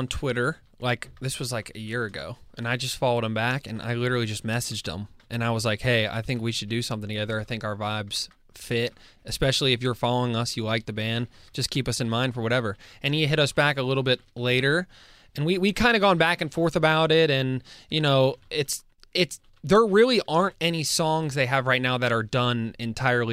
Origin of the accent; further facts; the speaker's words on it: Pittsburgh, Pennsylvania, United States; we're from Pittsburgh.